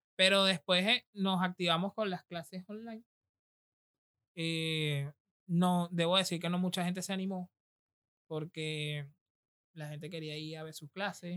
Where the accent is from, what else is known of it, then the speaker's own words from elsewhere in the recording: Venezuela; now in Argentina; nosotros que venimos del Caribe, de Venezuela